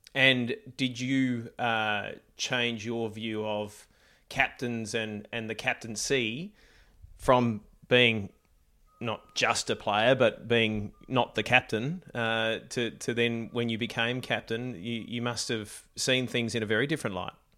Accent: Australia; we've got our own Australian Open, but you know late nights watching watching Wimbledon. It's uh, it's part of growing up in Australia

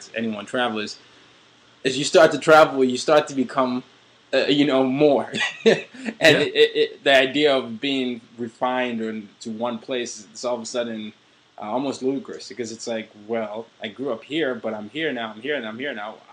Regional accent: Nigeria; I'm Nigerian

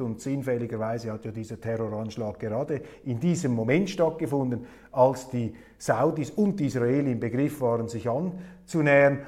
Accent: Switzerland; ich sah mich als Schweizer genötigt

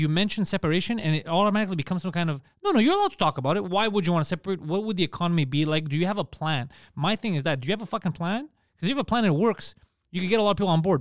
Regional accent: Quebec, Canada; accent: Park X; I'm from Quebec.

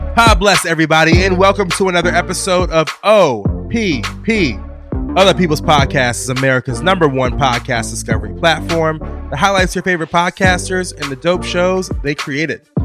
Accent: the South, United States; now in New York City, United States; growing up in the South, I had no Jewish connection

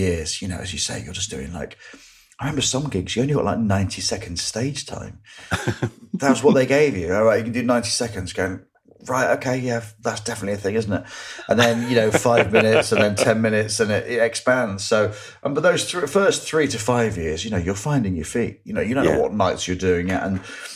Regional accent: Grimsby, Yorkshire and the Humber, United Kingdom; growing up in Grimsby

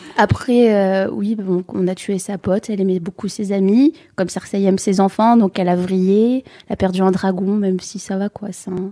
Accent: the North, Hauts-de-France, France; je viens du Nord

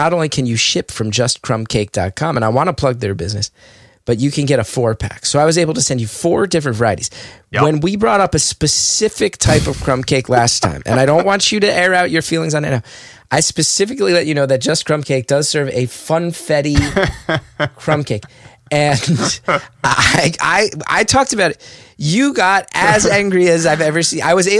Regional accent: West Orange, New Jersey, United States; Growing up in West Orange, you know, if we covered a place in Short Hills, that's different, but it's still Essex County.

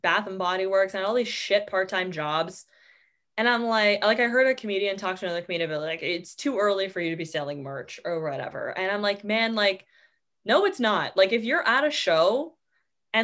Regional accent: Canada

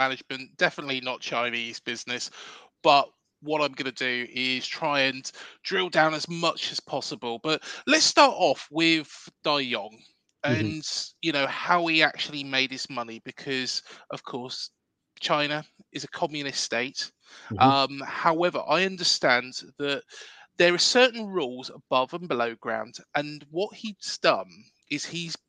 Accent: Reading, South East England, United Kingdom; my hometown club

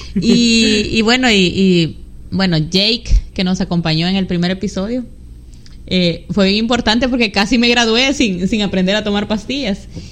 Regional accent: San Miguel, El Salvador; Somos migueleños de San Miguel El Salvador

